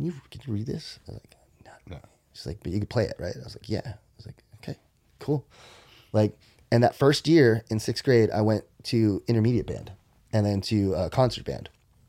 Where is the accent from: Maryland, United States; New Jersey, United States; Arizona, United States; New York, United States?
Maryland, United States; And I remember growing up in Maryland, I remember my room and I remember my closet door.